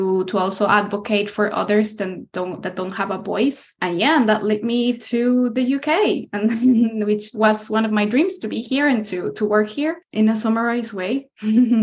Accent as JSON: {"language": "English", "country": "Costa Rica", "tie": "born or raised there", "moved": "as an adult", "lives_now": "United Kingdom", "said": "I was born in Costa Rica, which is a country in Central America"}